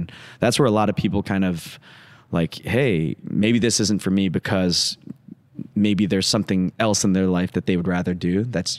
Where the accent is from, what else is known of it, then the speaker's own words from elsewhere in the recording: Midwest, United States; the type of house that we had growing up in the Midwest.